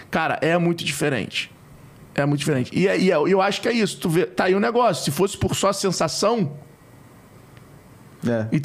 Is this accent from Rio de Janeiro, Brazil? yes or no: yes; Rio de Janeiro, Brazil; É que Porra, eu sou carioca, mãe.